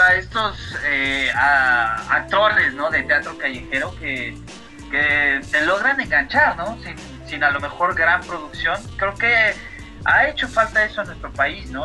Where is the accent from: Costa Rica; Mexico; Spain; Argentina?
Mexico; Soy, más mexicano que las quesadillas